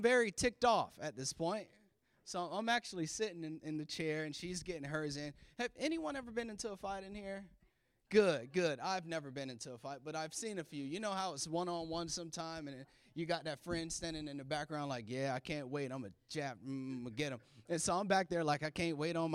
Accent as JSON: {"language": "English", "region": "the South", "country": "United States", "moved": "yes", "lives_now": "Maryland, United States", "said": "I'm from the South"}